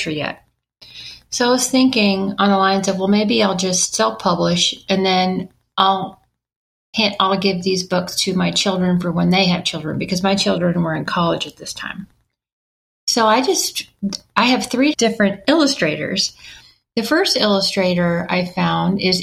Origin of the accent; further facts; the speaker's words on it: Knoxville, Tennessee, United States; illustrators that were in my hometown, Knoxville, Tennessee